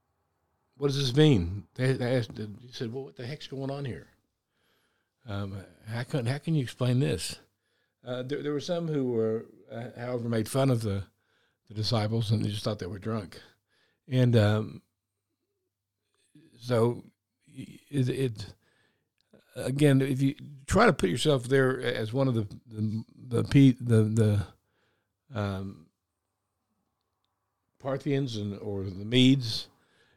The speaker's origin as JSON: {"language": "English", "country": "United States", "tie": "born or raised there", "also_born_or_lived": "Hamilton, New Zealand", "moved": "yes", "lives_now": "New Zealand", "said": "all the insulation and heating devices that I was raised with in the States"}